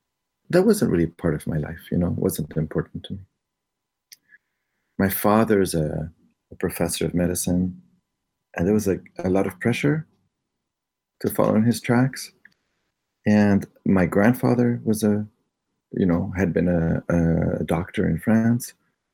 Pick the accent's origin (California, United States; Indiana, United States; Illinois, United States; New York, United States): Illinois, United States; Chicago; Later on, I discovered in Chicago, I was growing up in Chicago. Now this is ages 10 to 14, and I was a Boy Scout in Chicago